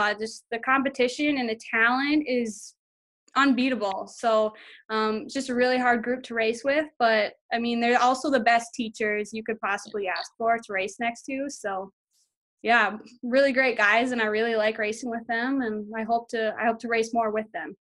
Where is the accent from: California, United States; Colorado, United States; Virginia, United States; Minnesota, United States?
Minnesota, United States; Monticello; I'm from Monticello, Minnesota